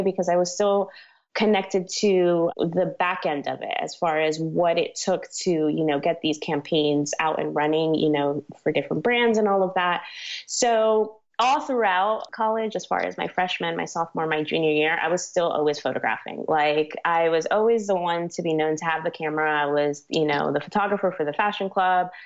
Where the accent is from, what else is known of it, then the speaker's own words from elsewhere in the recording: Miami, Florida, United States; also born or lived in New York; now in New York City, United States; I was born in New York, but I was raised in Miami, Florida. So that's pretty much where I say I'm always from